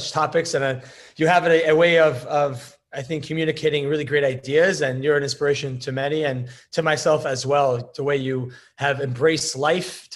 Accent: Connecticut, United States; also born or lived in New York; born in New York, grew up in Connecticut to a Orthodox home

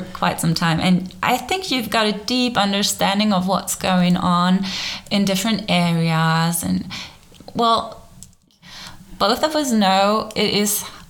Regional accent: Germany; English is a second language; I grew up in Germany

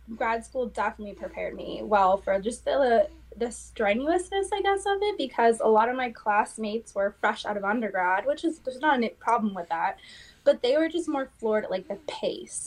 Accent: West Coast, United States; now in Manchester, United States; I am originally from the West Coast

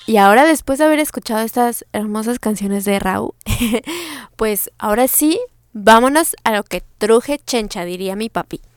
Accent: Mexico City, Mexico; mi ciudad natal, o sea, Ciudad de México

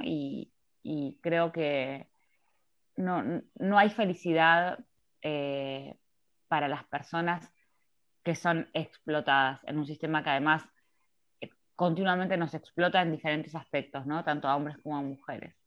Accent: Mar del Plata, Buenos Aires Province, Argentina; moved away as an adult; now in Buenos Aires, Argentina; vivo en Capital Federal ya hace 11, pero efectivamente soy de Mar del Plata.

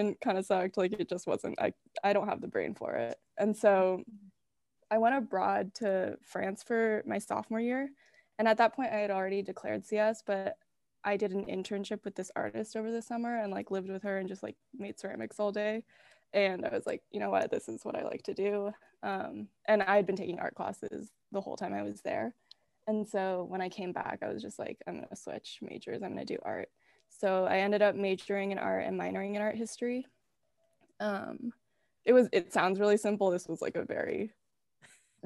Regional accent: Seattle, Washington, United States; also born or lived in Michigan / Minnesota / Hong Kong / New York; I was born in Michigan, but I moved to Seattle when I was 3. So like, I grew up here pretty much my whole life

